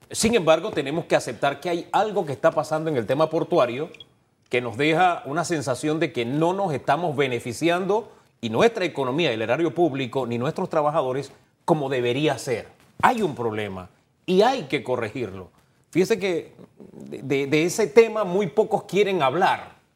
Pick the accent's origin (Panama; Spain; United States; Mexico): Panama; como panameño